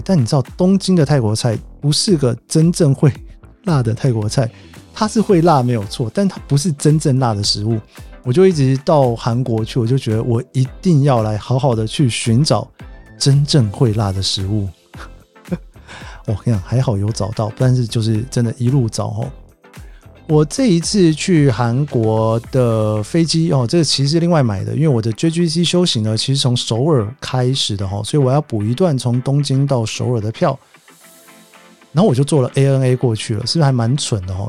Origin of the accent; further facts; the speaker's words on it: Taiwan; now in Tokyo, Japan; 我是从台湾来的